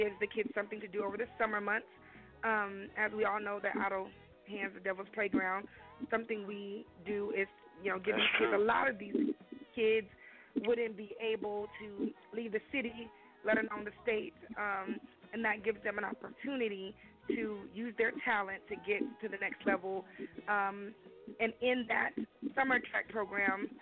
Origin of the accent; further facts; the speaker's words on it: Lexington, United States; now in Rockdale; I am originally from Lexington, which is where my grandfather was